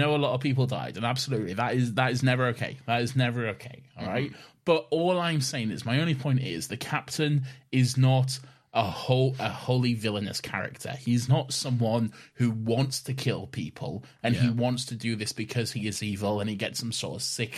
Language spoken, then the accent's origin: English; a town near Leeds, Yorkshire and the Humber, United Kingdom; I'm not from Leeds, but I went to Leeds a lot growing up because I grew up in a town which was like Leeds was our nearest like big city sort of thing